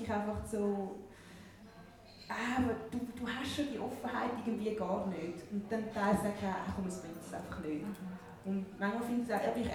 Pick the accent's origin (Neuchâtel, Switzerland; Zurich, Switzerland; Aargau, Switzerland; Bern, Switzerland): Zurich, Switzerland; Winterthur; für mich ist es definitiv Winterthur. Also ich tue es nicht nur an die Stadt koppeln, sondern so Region, Winterthur.